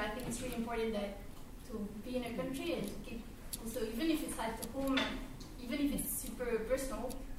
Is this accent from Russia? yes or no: yes; Russia; English is a second language; moved away as an adult; Just comment because I'm from myself, like originally from Russia, even though I don't live in Russia for some years